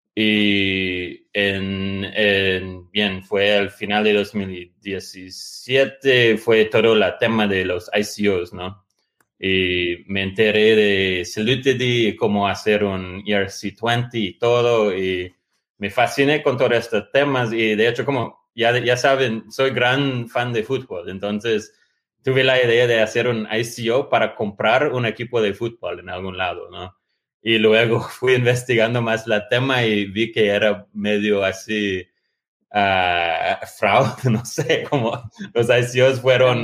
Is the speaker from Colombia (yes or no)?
no; United States; moved away; also born or lived in Latin America / Porto Alegre; pero sí soy, soy como dicen los mexicanos, soy gringo